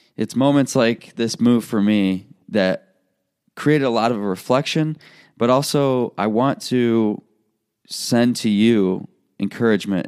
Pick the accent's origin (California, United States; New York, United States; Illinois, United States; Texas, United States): Illinois, United States; moved away as an adult; also born or lived in Iowa; I'm leaving a place, my hometown, where I grew up.